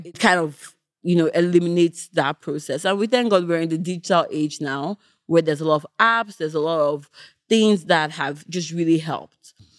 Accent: Nigeria; moved away; also born or lived in Canada / United Kingdom; Me growing up in Nigeria, moving to Canada, moving back to the U K

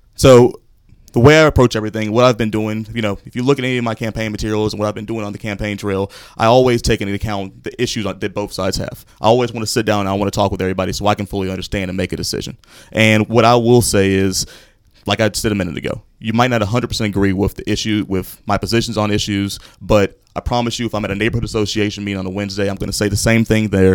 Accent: Fayetteville, North Carolina, United States; moved away as an adult; now in Charlotte, United States; I'm originally from Fayetteville, North Carolina, lifelong North Carolinian.

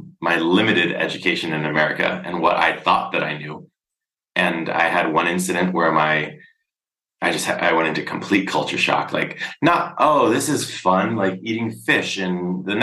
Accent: United States; moved away as an adult; now in Brussels, Belgium; as an American traveling abroad

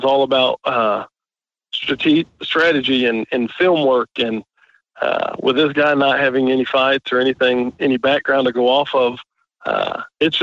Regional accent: Indiana, United States; moved away as an adult; I was born and raised in Indiana.

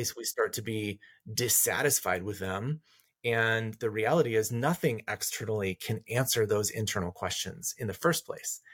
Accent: rural Colorado, United States; I grew up in rural Colorado, up in the mountains

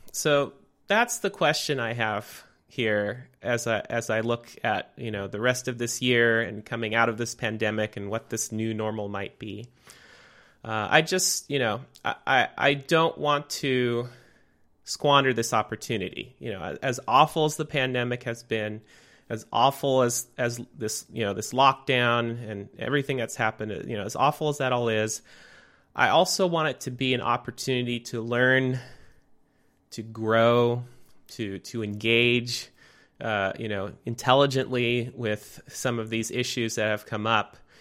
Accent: Santa Rosa, California, United States; now in Portland, United States; In Santa Rosa, California, I grew up

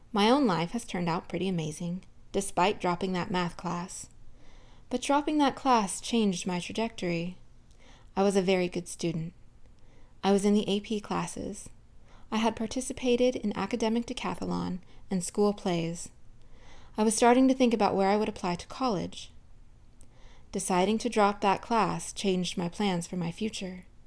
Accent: Southern California, United States; I grew up in Southern California

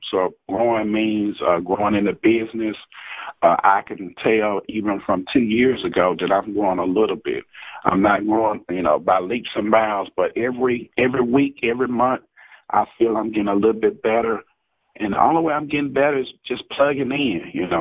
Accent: Jackson, Mississippi, United States; I'm from Jackson, Mississippi

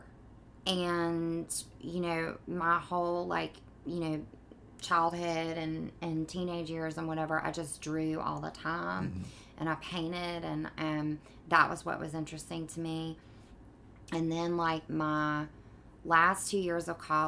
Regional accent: Mobile, Alabama, United States; moved away as an adult; also born or lived in Tarrant, Alabama / Connecticut; now in New York, United States; I grew up in Mobile, and then I went to high school in a small town outside of Birmingham

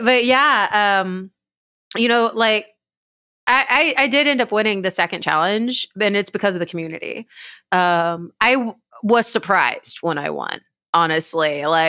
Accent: Dallas-Fort Worth, Texas, United States; now in Austin, United States; because I'm from the Dallas-Fort Worth area of Texas.

